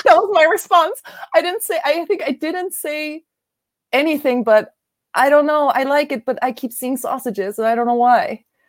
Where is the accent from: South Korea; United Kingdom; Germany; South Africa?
Germany; moved away as an adult; also born or lived in Japan / Korea; now in New York, United States; I'm from Germany. I was born and raised here. I went to school here.